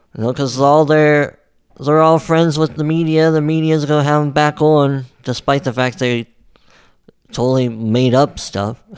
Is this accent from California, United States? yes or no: no; West Virginia, United States; being from West Virginia